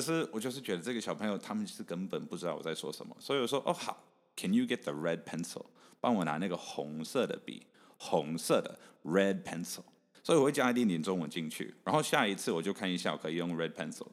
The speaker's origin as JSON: {"language": "Chinese", "country": "Canada", "tie": "born or raised there", "also_born_or_lived": "Taichung, Taiwan", "moved": "as an adult", "lives_now": "Taiwan", "said": "所以其实英文是我第二个语文。所以我是台中出生，你刚刚有有提到这个，所以我大概三岁半、四岁半到加拿大的时候，我我完全不会讲英文， 嗯、 我是中文、台语跟客家话都会讲"}